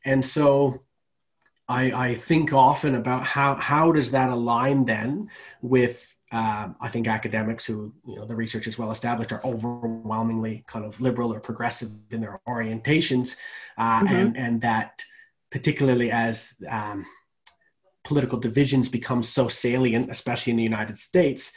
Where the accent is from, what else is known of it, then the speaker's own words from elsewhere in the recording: Canada; moved away as an adult; now in Australia; I'm Canadian